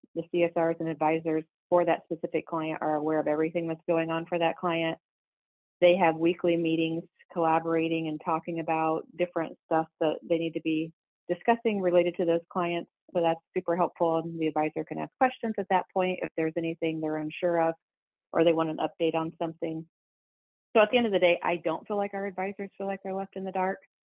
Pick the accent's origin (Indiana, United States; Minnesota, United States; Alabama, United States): Indiana, United States; Warsaw; dropping off my resumes in my hometown